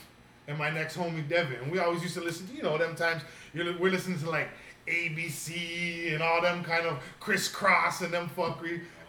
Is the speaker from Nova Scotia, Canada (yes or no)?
no; Toronto, Ontario, Canada; I grew up in Rexdale.